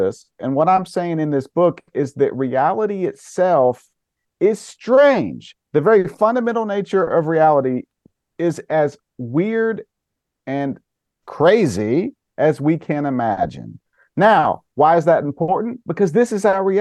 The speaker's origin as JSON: {"language": "English", "area": "Caldwell County", "region": "North Carolina", "country": "United States", "tie": "born or raised there", "said": "I grew up in Caldwell County, North Carolina"}